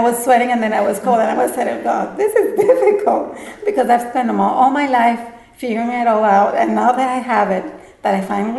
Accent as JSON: {"language": "English", "country": "Puerto Rico", "moved": "as an adult", "lives_now": "Raleigh, United States", "said": "I'm originally from Puerto Rico and I moved here only a few months ago in August"}